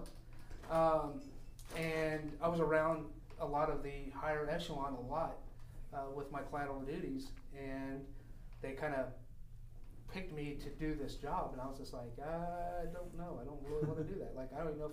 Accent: Oklahoma, United States; moved away as an adult; now in San Diego, United States; I grew up in Oklahoma. I was born and raised in Oklahoma

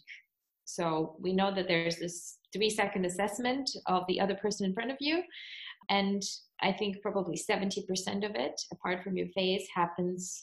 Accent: Russia; moved away as an adult; now in Germany; I was born in Russia, but currently I'm living in Germany since almost 10 years

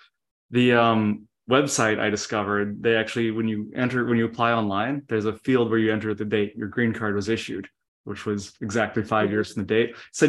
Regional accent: Canada; moved away as an adult; now in United States; I'm from Canada. Mm-hmm. I went through the immigration process as well.

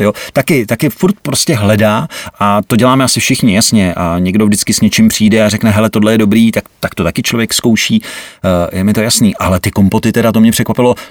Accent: Vrchlabí, Hradec Králové Region, Czechia; U nás v Krakonoších, protože já jsem vrchlabák

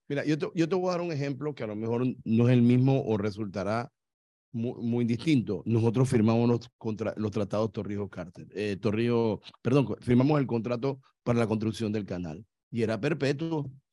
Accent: Panama; yo soy panameño

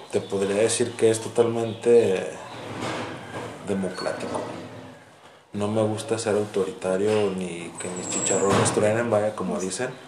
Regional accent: Guadalajara, Jalisco, Mexico; moved away; soy de Guadalajara.

